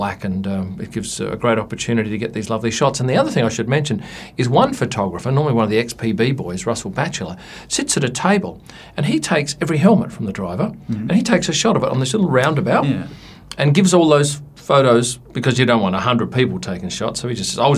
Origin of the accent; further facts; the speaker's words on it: Adelaide, South Australia, Australia; where I grew up in Adelaide